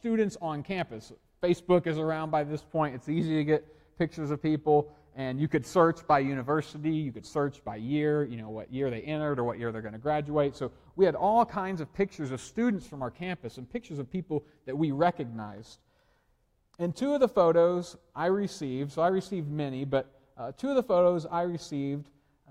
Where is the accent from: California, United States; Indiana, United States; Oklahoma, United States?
Oklahoma, United States; I'm from Oklahoma, and I went to a university in Oklahoma